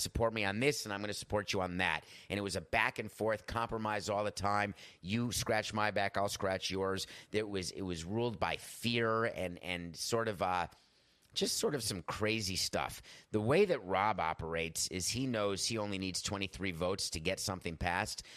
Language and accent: English; Milwaukee, Wisconsin, United States; I was born in Milwaukee